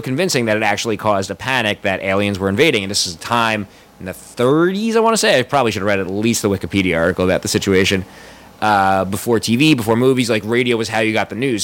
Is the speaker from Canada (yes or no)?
no; United States; growing up in America